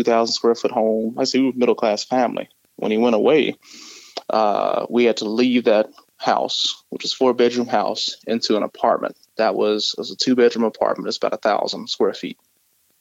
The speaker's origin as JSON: {"language": "English", "town": "Mesquite", "region": "Texas", "country": "United States", "tie": "born or raised there", "said": "I actually grew up in Mesquite, Texas"}